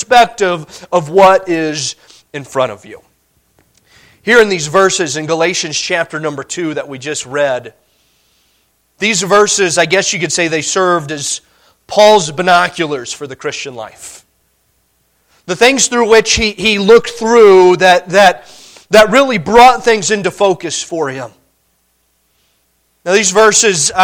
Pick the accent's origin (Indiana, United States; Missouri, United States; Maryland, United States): Indiana, United States; moved away as an adult; now in Montana, United States; Growing up in Indiana